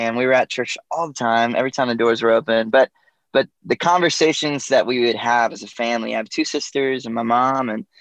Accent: Georgia, United States; I grew up in Georgia in the U.S. and a small town.

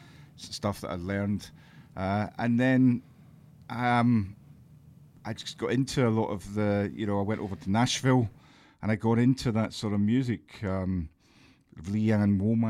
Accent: Bishopbriggs, Scotland, United Kingdom; moved away as an adult; also born or lived in Glasgow / London; now in Kent, United Kingdom; I was born in the city of Glasgow, but I grew up outside in Bishop Briggs

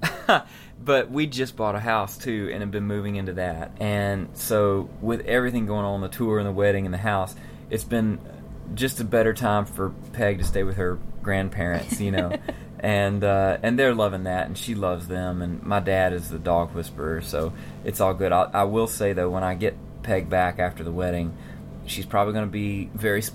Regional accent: Mississippi, United States; where I grew up in Mississippi.

